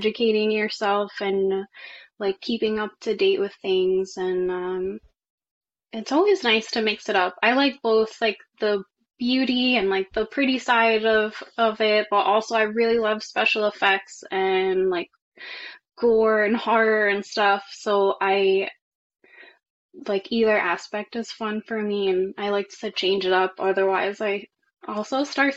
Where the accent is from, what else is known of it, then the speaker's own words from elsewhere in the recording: New York, United States; I am from New York